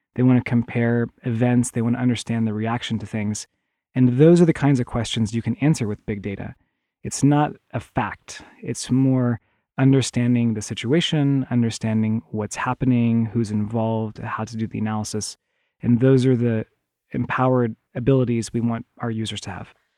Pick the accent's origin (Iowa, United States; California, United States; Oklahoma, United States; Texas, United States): Oklahoma, United States; moved away; I grew up in the Midwest, in, in Oklahoma